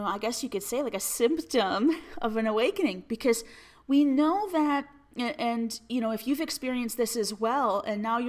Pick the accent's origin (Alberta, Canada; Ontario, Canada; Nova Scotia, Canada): Alberta, Canada; I'm from Alberta, Canada.